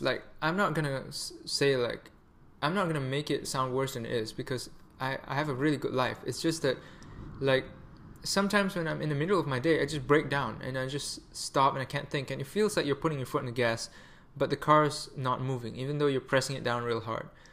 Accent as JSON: {"language": "English", "country": "Malaysia", "also_born_or_lived": "Canada", "moved": "yes", "said": "I'm Malaysian"}